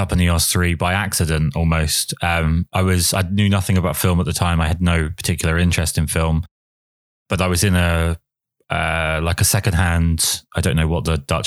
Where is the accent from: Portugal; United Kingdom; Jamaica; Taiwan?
United Kingdom; England; I'm English